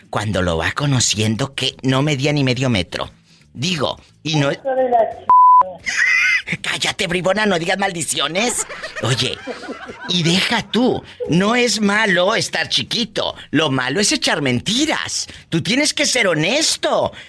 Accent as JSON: {"language": "Spanish", "region": "Morelos", "country": "Mexico", "moved": "yes", "lives_now": "Chicago, United States", "said": "de Morelos."}